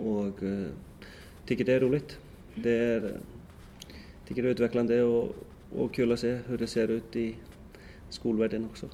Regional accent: Iceland; moved away; hemma i Sticksolmor

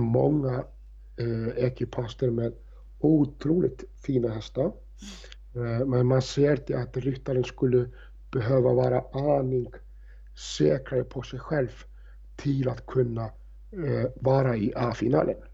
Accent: Reykjavik, Capital Region, Iceland; moved away; när jag jobbade i Reykjavik, i, i stallsamhället Faukur där, där jag är uppvuxen

